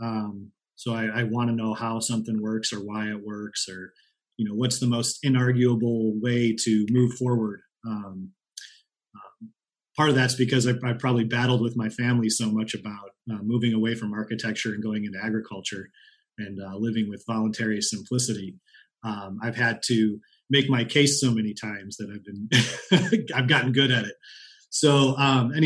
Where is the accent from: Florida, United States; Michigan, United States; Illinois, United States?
Illinois, United States; Chicago; moved away as an adult; also born or lived in Iowa; now in Mendocino County, United States; I'm from Chicago area originally